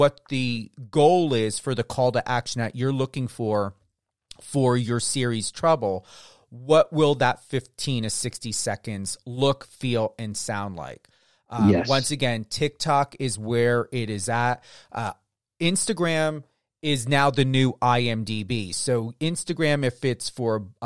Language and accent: English; New Jersey, United States; I'm from New Jersey.